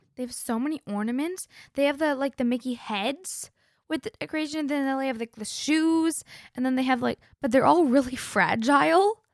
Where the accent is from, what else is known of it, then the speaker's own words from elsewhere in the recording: Canada; I'm a Canadian and a Floridian